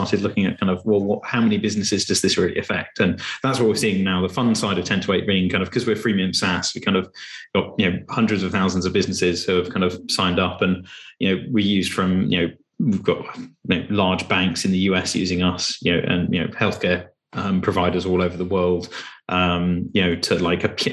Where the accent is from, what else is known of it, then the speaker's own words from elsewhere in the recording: Cambridge, East of England, United Kingdom; I grew up in Cambridge with an entrepreneurial family.